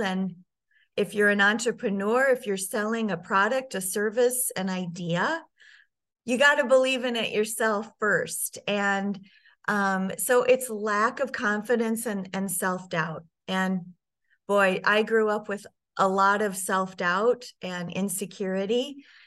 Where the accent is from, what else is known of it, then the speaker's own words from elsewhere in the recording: Sioux Falls, South Dakota, United States; I grew up in Sioux Falls, South Dakota, and spent most of my life there